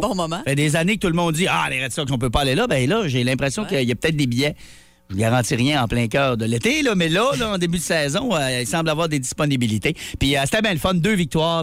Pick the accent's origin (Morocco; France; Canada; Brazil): Canada; Quebec; J'ai expliqué à Patan que je venais du Québec